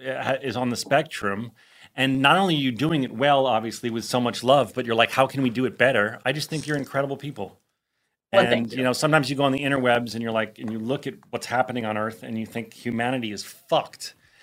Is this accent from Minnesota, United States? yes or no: no; New Jersey, United States; growing up in North Jersey, which is a lot like New York and LA and Chicago where I went to school.